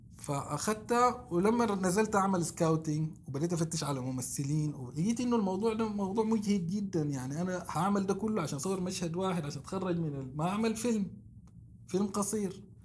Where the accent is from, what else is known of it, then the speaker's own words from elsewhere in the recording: Sudan; انا طفولتي تربيت في السودان